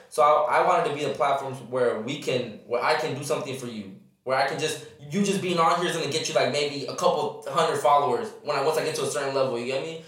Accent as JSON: {"language": "English", "town": "Riverside", "region": "California", "country": "United States", "tie": "born or raised there", "also_born_or_lived": "Fullerton / Victorville", "said": "I'm just raised in Riverside. Been here basically my whole life."}